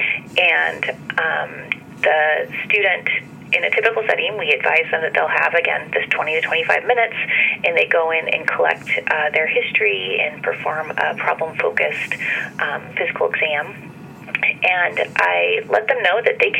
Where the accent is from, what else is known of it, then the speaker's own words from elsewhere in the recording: Washington, United States; I am a native Washingtonian. I grew up in Washington State, close to the Canadian border, and then came down to Seattle to attend the University of Washington